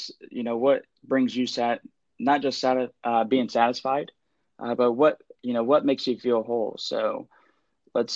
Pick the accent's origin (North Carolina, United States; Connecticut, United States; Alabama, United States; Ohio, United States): Ohio, United States; Columbus; born and raised in Columbus, Ohio